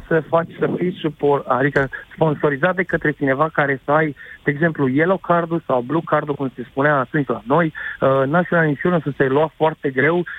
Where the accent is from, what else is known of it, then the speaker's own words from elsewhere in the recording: Romania; moved away as an adult; now in Oxford, United Kingdom; Eu, ca român care am o afacere aici cu 15 angajați